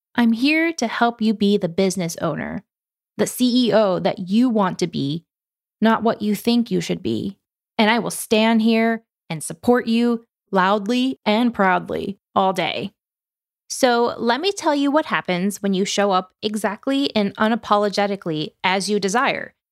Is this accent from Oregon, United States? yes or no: yes; Oregon, United States; I'm from Oregon